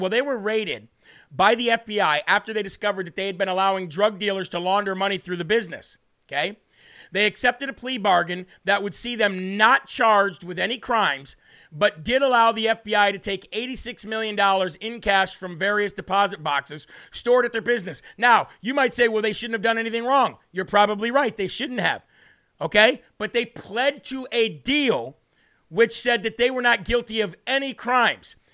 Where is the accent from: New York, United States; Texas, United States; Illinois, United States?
Illinois, United States; I'm from Illinois